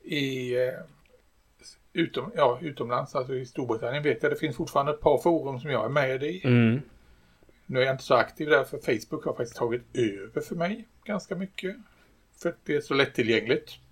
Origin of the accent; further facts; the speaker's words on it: Sweden; jag är svensk